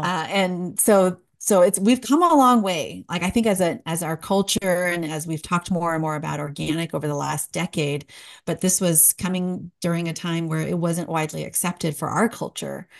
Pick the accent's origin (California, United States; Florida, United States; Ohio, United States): California, United States; San Jose; moved away as an adult; also born or lived in New York / Washington, D.C. / Albuquerque, New Mexico; now in East Tennessee, United States; We're bo-, born and raised in San Jose, California, so the heart of Silicon Valley